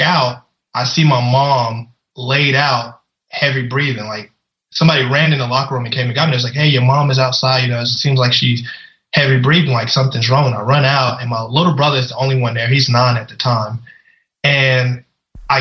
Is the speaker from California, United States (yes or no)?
no; Louisiana, United States; I grew up in Louisiana